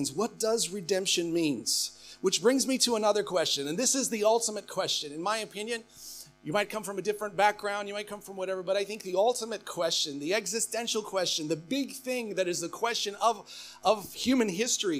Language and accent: English; United States; moved away as an adult; now in Australia; I am American by birth